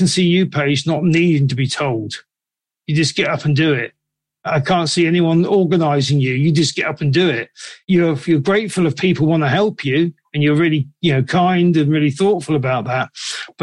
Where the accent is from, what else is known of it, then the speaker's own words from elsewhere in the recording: England, United Kingdom; I'm from England